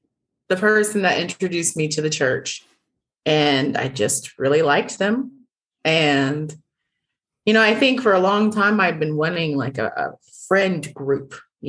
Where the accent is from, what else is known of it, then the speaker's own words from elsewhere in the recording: Austin, Texas, United States; moved away as an adult; also born or lived in New York City / Fiji; I grew up in Austin and there, in Austin, there's probably like 10% Black people at best.